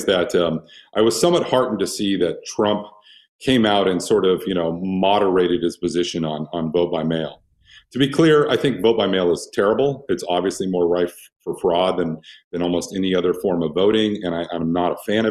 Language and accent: English; Oregon, United States; moved away; It was a good state to be from. And I was really, really proud of it. And like now you mentioned, oh, well, I'm from Oregon